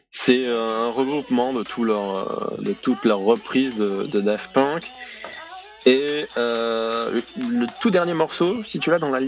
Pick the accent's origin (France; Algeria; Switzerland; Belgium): France; Provence-Alpes-Côte d'Azur; accent: southern French; pas tellement l'accent du sud, mais c'est là d'où je viens.